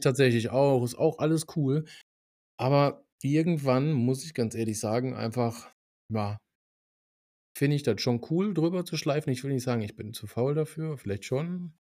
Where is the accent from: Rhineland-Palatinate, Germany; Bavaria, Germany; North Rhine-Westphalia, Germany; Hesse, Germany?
North Rhine-Westphalia, Germany; bei uns in Nordrhein-Westfalen